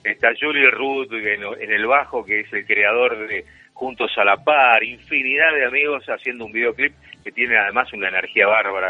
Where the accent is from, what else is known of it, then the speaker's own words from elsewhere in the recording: Argentina; nosotros somos argentinos